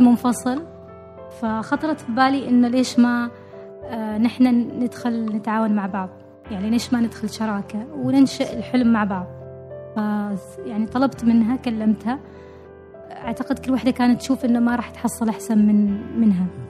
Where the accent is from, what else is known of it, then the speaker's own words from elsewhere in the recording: Oman; نحن معمارين عمانيين